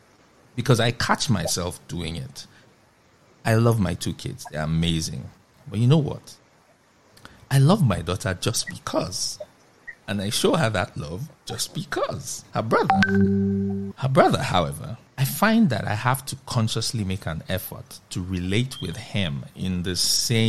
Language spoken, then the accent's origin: English; Nigeria; a Nigerian living in Nigeria at this moment in time